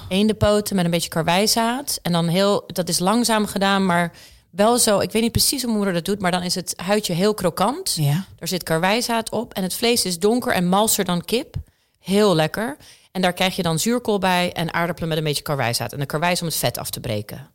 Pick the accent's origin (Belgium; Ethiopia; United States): United States; Tulsa, Oklahoma; moved away; also born or lived in Netherlands; Mijn wiegje stond in Tulsa, Oklahoma, of all places echt het midden van Amerika.